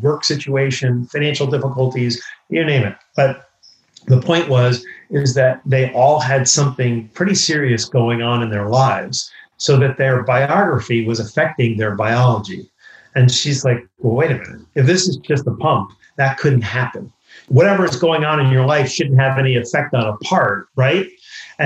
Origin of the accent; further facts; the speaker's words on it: New York, United States; I grew up in New York.